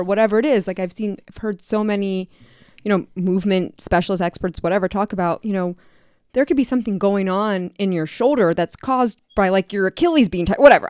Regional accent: Canton, Ohio, United States; I'm from Canton

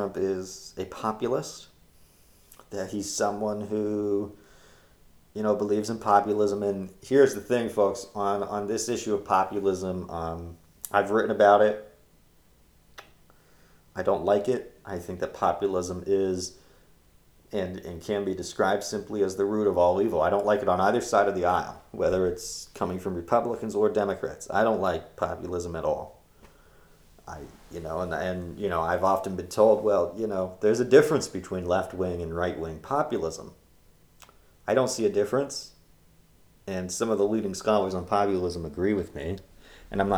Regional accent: Pennsylvania, United States; Pennsylvania, which is my home state

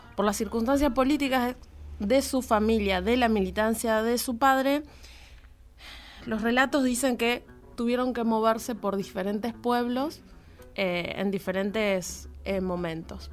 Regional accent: Jáuregui, Buenos Aires Province, Argentina; born or raised there

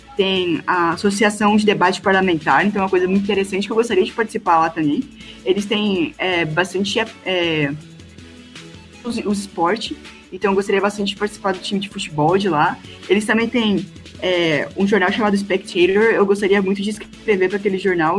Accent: Presidente Médici, Rondônia, Brazil; sou do interior do estado de Rondônia

